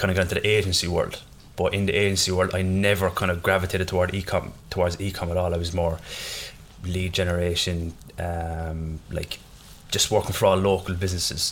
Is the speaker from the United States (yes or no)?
no; Ireland; I am Irish